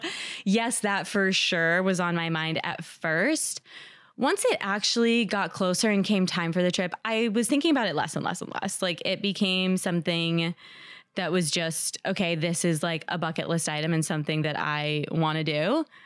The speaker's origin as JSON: {"language": "English", "region": "New Jersey", "country": "United States", "moved": "yes", "lives_now": "New York City, United States", "said": "I live in New York City, and I'm from New Jersey"}